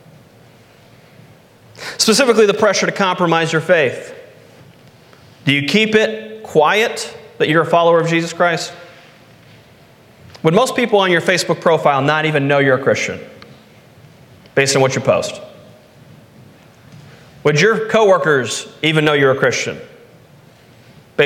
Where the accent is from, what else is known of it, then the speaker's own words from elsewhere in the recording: United States; when I grew up in America